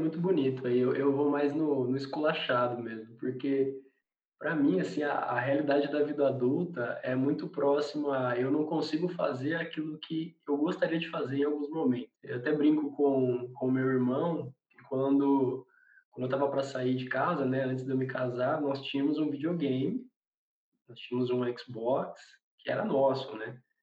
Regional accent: Garça, São Paulo, Brazil; nós quatro aqui, nós somos do interior de São Paulo, da cidade de Garça

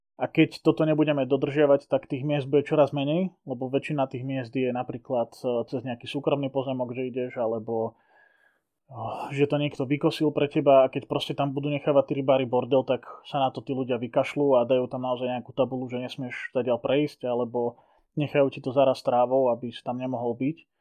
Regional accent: Liptovský Mikuláš, Žilina Region, Slovakia; kedy som s otcom navštevoval Liptovskú Maru, keďže ja som z Liptovského Mikuláša

